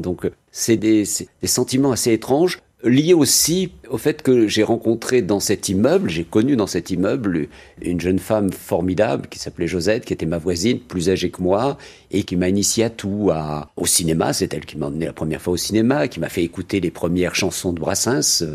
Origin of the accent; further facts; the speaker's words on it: Algiers, Algiers Province, Algeria; now in France; je suis enraciné dans cette terre, je suis un Algérien, je suis un, Africain hein, de naissance